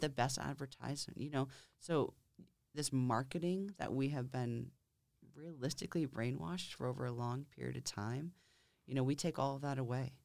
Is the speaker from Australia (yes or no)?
no; Lakes Region, New Hampshire, United States; also born or lived in Concord, New Hampshire; I born and raised in New Hampshire, mm-hmm. in the Lakes region